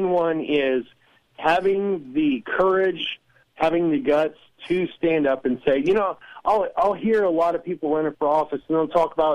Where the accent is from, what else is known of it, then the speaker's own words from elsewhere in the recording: Southern Illinois, United States; I'm from Southern Illinois